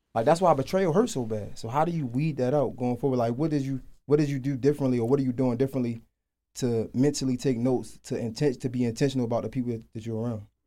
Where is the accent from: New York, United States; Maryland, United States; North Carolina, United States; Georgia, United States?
Maryland, United States; Baltimore; moved away; I'm from Baltimore. I moved down here